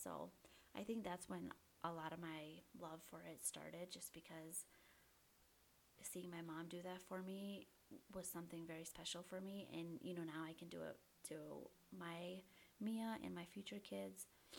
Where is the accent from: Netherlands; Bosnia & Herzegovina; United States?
Bosnia & Herzegovina; moved away; when we came over from Bosnia, we all kind of stayed close together, like my cousins, my aunts and uncles.